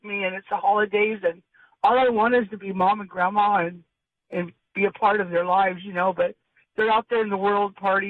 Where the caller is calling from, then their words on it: Sage, California, United States; I'm calling from Sage, south of Hemet, up in the hills.